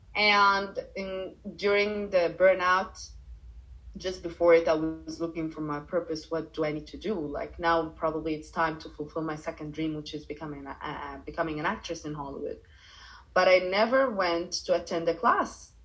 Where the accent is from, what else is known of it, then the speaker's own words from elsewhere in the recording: Cairo, Cairo Governorate, Egypt; English is a second language; also born or lived in Dubai, United Arab Emirates; now in Bali, Indonesia; I grew up in Cairo, and then I moved to Dubai